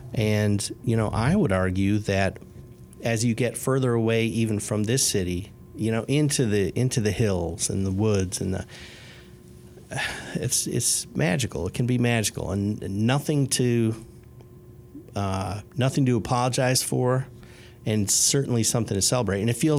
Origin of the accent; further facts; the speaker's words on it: Chicago, Illinois, United States; now in Indianapolis, United States; So I did not grow up in a small town. I grew up in Chicago, the antithesis of a small town.